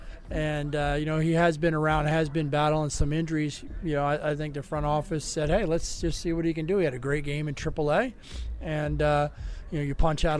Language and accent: English; North Carolina, United States; I'm from North Carolina